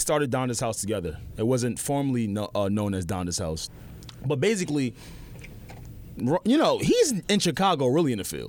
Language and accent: English; Nigeria; moved away; I'm from Nigeria.